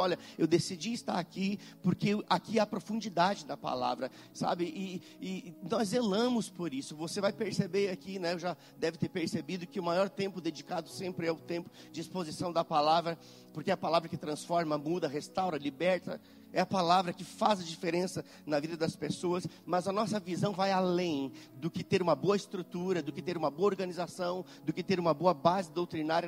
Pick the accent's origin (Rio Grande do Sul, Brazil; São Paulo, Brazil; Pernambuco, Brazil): Rio Grande do Sul, Brazil; moved away as an adult; also born or lived in Belo Horizonte, Minas Gerais; now in Caxias do Sul, Brazil; Mas nós moramos em Belo Horizonte por muito tempo, mas não somos mineiros, não. Algumas pessoas pensam, ah, eles são mineiros. Não, nós somos quase mineiros, mas somos gaúchos